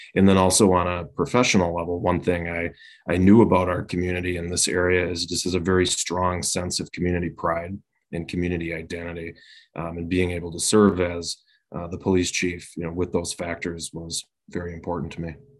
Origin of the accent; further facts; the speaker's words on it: Winona, Minnesota, United States; now in Chaska, United States; was born and raised initially down in Winona, Minnesota